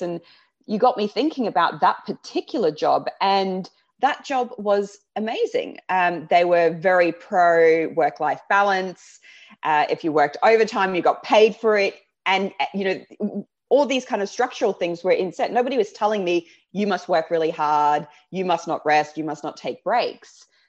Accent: Australia; accent: Aussie; moved away as an adult; now in London, United Kingdom; my Aussie accent

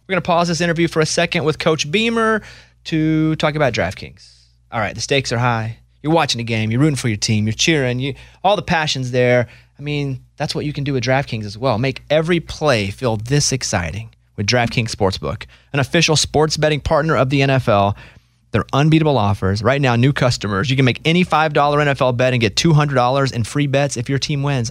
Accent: Arkansas, United States; I'm from Arkansas

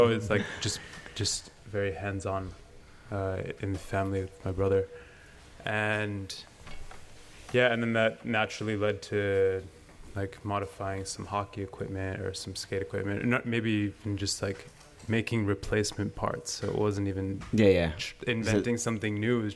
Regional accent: Long Island, New York, United States; also born or lived in Venezuela; I was born in Venezuela. I grew up on Long Island, and I was living in New York City for a long time

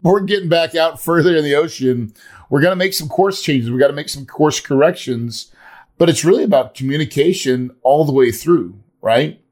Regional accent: the Ozarks, United States; I grew up in the Ozarks

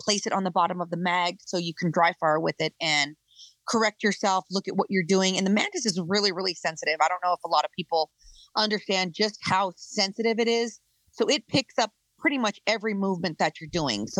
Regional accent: Colorado, United States; So I come from Colorado. I grew up in the ghetto. I grew up in the West Side.

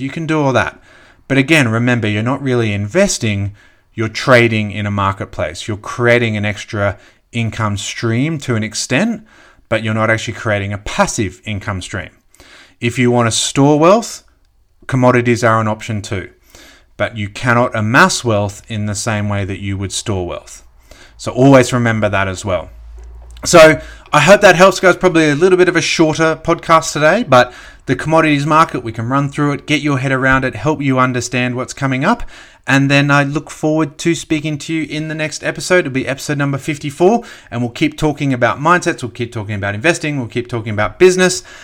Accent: Australia

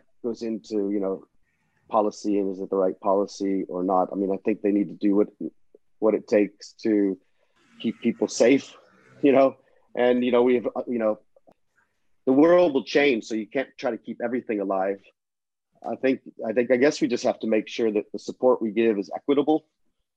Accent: Florida, United States; now in London, United Kingdom; I grew up in Florida

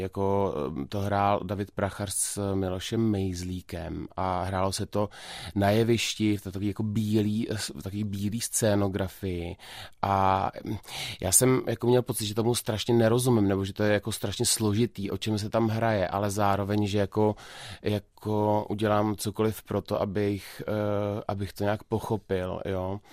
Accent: Karlovy Vary, Karlovy Vary Region, Czechia; já jsem z Karlových varů

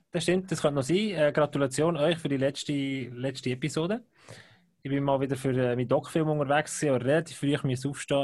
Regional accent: Bern, Switzerland; Ich bin als Berner

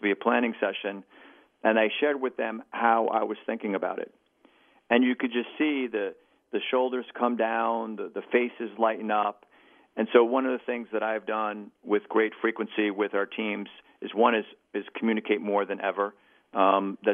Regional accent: New York City, New York, United States; as a New Yorker

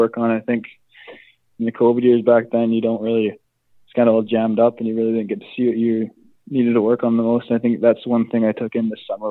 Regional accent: McBride, British Columbia, Canada; also born or lived in Kamloops; now in Saskatoon, Canada; I consider my hometown McBride.

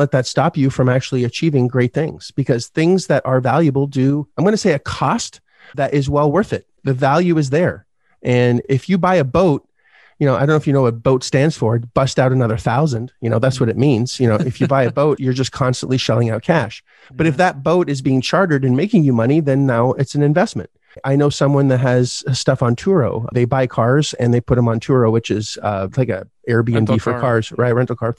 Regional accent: Canada; But that's the point, is you didn't look at, and 100,000 US as a Canadian is a lot, right?

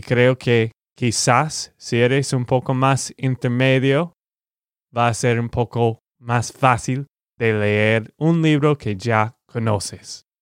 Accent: Texas, United States; de Texas, Estados Unidos

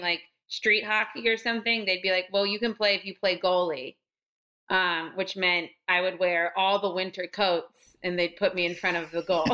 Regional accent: Hershey, Pennsylvania, United States; accent: midwestern; I'm from actually from Hershey, Pennsylvania.

